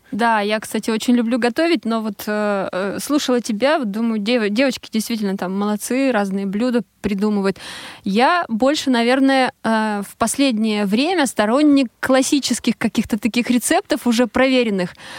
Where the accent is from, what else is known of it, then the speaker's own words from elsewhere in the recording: Arkhangelsk Oblast, Russia; moved away; я вот уроженка этого, этого региона